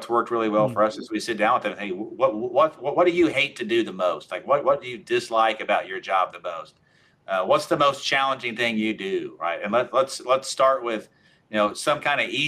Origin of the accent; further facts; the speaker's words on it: Oklahoma, United States; I'm from Oklahoma